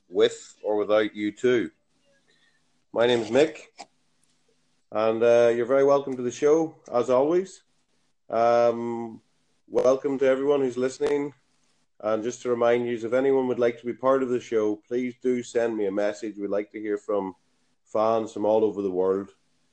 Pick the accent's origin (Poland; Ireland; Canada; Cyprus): Ireland; I'm Irish. I'm from Ireland